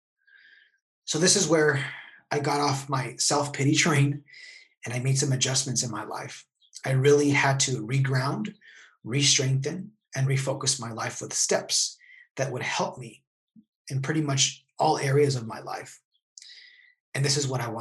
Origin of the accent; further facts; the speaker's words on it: El Paso, Texas, United States; moved away as an adult; now in San Diego, United States; I grew up in El Paso, Texas, until about the age of 30